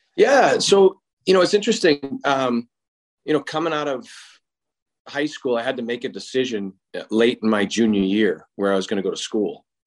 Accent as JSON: {"language": "English", "town": "Boston", "region": "Massachusetts", "country": "United States", "tie": "born or raised there", "said": "growing up in Boston"}